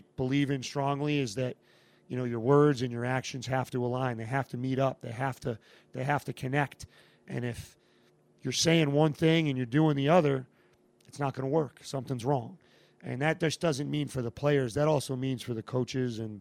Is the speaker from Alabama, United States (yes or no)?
no; Massachusetts, United States; moved away as an adult; I had a 2-year pit stop back in Massachusetts in my hometown